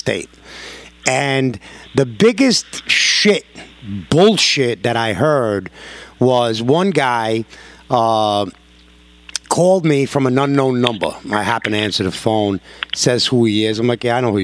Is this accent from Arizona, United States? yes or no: no; New York, United States; I'm a New Yorker